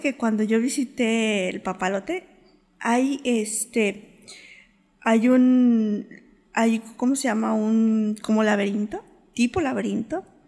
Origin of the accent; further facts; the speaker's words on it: Mexico City, Mexico; moved away; en el Distrito Federal de donde yo, en donde yo nací